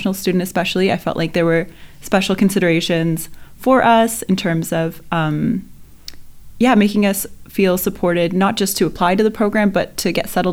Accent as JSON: {"language": "English", "country": "Canada", "tie": "born or raised there", "moved": "as an adult", "said": "the system that I grew up with in Canada"}